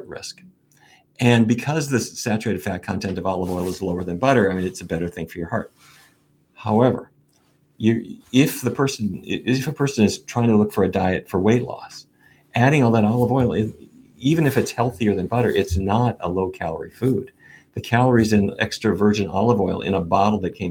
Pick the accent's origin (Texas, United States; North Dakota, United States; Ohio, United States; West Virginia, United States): North Dakota, United States; Fargo; When I was a kid growing up in Fargo